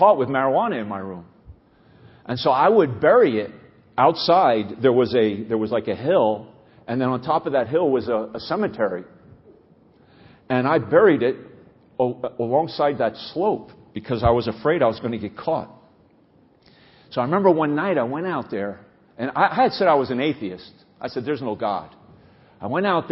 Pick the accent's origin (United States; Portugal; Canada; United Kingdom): United States; New Jersey; I grew up here in New Jersey